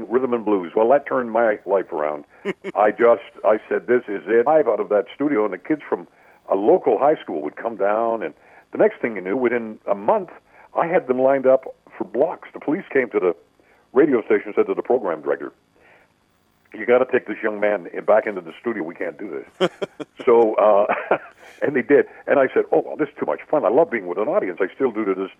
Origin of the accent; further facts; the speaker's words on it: Vancouver, British Columbia, Canada; also born or lived in Comox, Vancouver Island; I was born on Vancouver Island in a small town called Comox